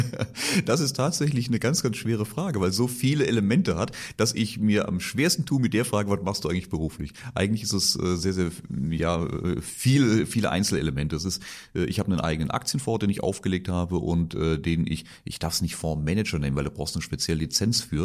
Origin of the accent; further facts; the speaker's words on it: Reilingen, Baden-Württemberg, Germany; Reilingen heißt das Ort und da bin ich aufgewachsen und äh, da bin ich stolzer Badener, Kurpfälzer